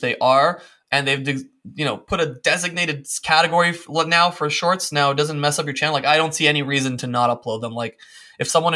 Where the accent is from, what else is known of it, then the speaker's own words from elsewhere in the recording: Windsor, Ontario, Canada; moved away as an adult; also born or lived in Serbia; now in Spain; I was born in Serbia, and then at 7 we moved to Windsor, Ontario